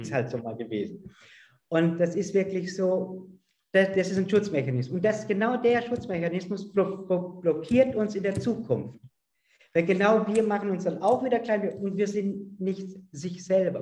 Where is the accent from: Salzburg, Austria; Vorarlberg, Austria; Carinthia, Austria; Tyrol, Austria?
Vorarlberg, Austria; Also ich komme ja aus Österreich, aus Vorarlberg, in der Nähe zur Schweiz